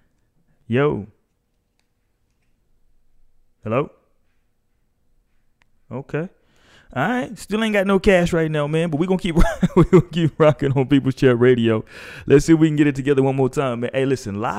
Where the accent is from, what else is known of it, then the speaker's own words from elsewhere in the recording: United States; as an American